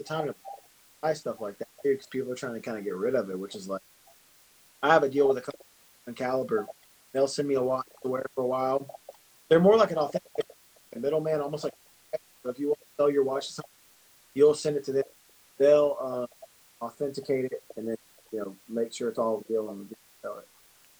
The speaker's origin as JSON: {"language": "English", "region": "the South", "country": "United States", "said": "I collect a lot of guns. Sorry. I'm from the South."}